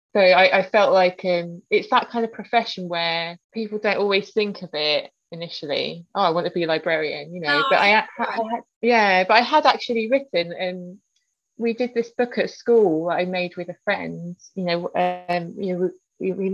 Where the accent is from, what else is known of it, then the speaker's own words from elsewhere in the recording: London, United Kingdom; I grew up in South Norwood in South London